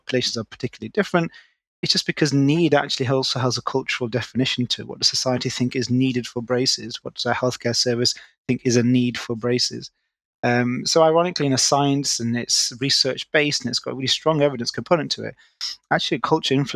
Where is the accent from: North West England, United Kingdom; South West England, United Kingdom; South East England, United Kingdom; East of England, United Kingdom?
North West England, United Kingdom; Manchester; moved away as an adult; now in London, United Kingdom; I'm originally from Manchester, born and bred